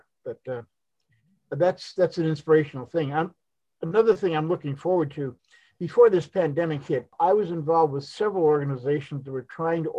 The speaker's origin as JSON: {"language": "English", "town": "Chicago", "region": "Illinois", "country": "United States", "tie": "born or raised there", "moved": "as an adult", "lives_now": "Jefferson City, United States", "said": "I was born and raised in and around Chicago, and regarded myself as an inveterate Chicagoan. I love the city. I still love the city. It's changed a lot. But about 25 years ago, my wife and I came to Jefferson City."}